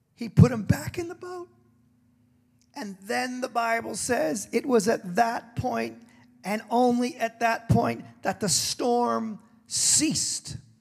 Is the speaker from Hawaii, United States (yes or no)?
yes; Hawaii, United States; also born or lived in San Diego, California; I was born in California, lived in San Diego till I was seven, and I was raised in Hawaii.